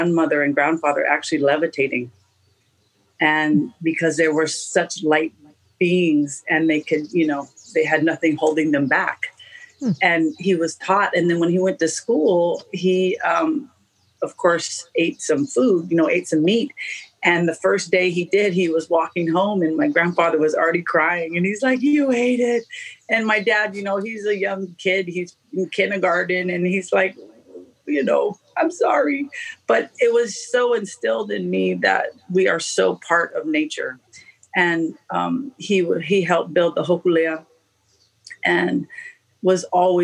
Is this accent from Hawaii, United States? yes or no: yes; Oahu, Hawaii, United States; I was born on Oahu, and my mom comes from Detroit.